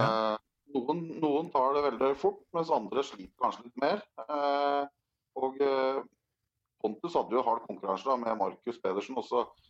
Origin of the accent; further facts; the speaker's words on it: Drammen, Buskerud, Norway; Vi er fra Drammen